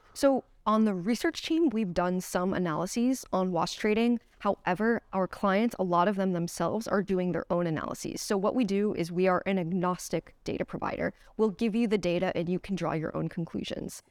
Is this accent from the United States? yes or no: yes; United States; moved away; I am from the United States originally